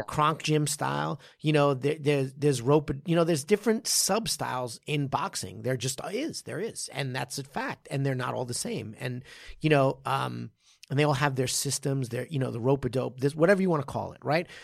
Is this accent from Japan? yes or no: yes; Japan; I, I'm from Jap-, Japan.